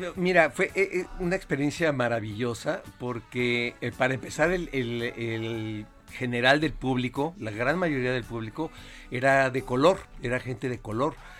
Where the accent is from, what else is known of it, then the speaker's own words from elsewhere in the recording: Mexico; soy orgullosamente mexicano